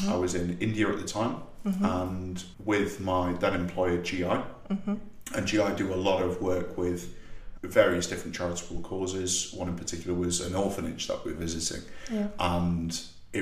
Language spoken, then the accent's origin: English; North East England, United Kingdom; accent: Geordie; the northeast of England, you know, the single biggest area of unemployment in the UK, where I'm from, even though my accent varies quite a lot depending on if I'm speaking to a Geordie or somebody else, slip back into it very, very easily and comfortably